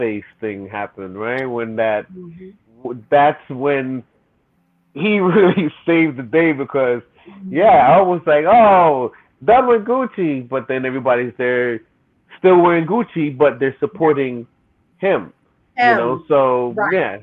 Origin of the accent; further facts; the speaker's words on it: New York, United States; moved away; I was raised in New York around that time